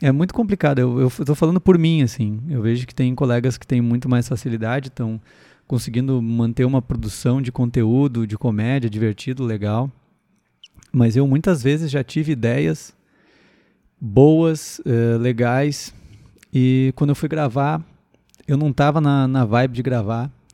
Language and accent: Portuguese; Sapiranga, Rio Grande do Sul, Brazil; eu sou da cidade de Sapiranga, para quem não sabe uma cidade de 70 mil habitantes, por aí, 70, 80 mil habitantes, né, na região metropolitana de Porto Alegre